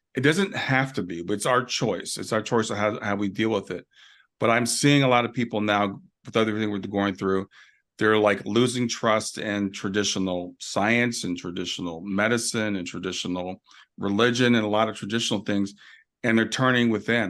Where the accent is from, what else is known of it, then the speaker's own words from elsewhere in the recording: Columbus, Ohio, United States; also born or lived in Kentucky; now in Cincinnati, United States; I grew up in Columbus, but I'm in Cincinnati now.